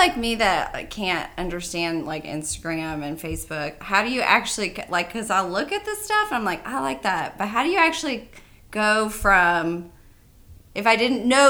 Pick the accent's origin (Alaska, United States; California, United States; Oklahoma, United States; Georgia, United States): Georgia, United States; Lawrenceville; also born or lived in Dunwoody, United States; I've been in Georgia my whole life. I'm from Lawrenceville. I think I moved down to Dunwoody, I want to say, like, I don't know, like 15 years ago?